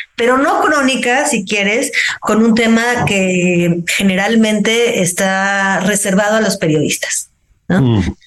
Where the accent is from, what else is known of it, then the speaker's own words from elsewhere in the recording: Mexico; una mexicana que pues también está fuera de su cotidiano